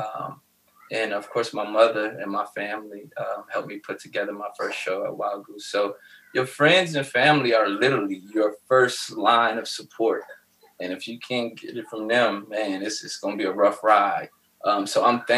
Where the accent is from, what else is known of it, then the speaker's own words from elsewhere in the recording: Cleveland, Ohio, United States; now in Columbus, United States; Growing up in Cleveland